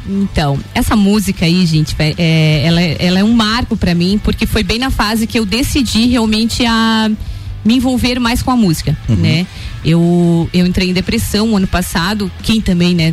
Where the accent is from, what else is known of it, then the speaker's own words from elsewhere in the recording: Três Cachoeiras, Rio Grande do Sul, Brazil; also born or lived in Torres; Eu sou natural de Torres e Torres. morei em Três Cachoeiras, né? Uhum. Me, me, criei em Três Cachoeiras, uma cidadezinha próxima, 22 quilômetros lá de Torres.